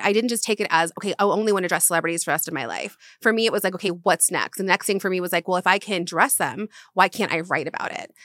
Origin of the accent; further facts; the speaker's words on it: Florida, United States; moved away as an adult; also born or lived in Charleston, South Carolina; now in Los Angeles, United States; I was raised in Florida